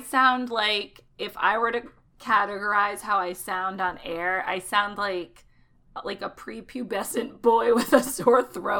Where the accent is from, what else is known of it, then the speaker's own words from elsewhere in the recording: Connecticut, United States; accent: Connecticut; My Connecticut accent is so strong.